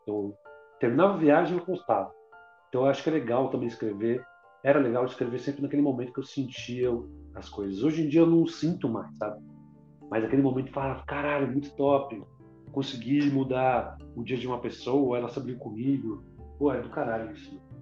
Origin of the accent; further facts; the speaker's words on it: Brazil; also born or lived in Portugal; sou brasileiro